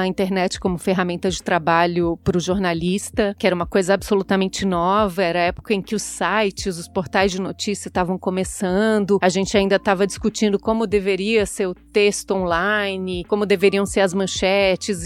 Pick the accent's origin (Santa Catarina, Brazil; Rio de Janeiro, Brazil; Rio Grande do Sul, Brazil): Santa Catarina, Brazil; Florianópolis; moved away as an adult; also born or lived in Ohio, United States / China; now in São Paulo, Brazil; eu sou nascida em Florianópolis, que é a capital de Santa Catarina morei lá até 2010, então a maior parte da minha vida eu passei realmente em Florianópolis